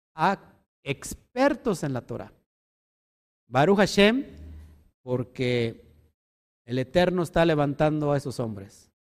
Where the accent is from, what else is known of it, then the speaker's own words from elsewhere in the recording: Mexico; como mexicanos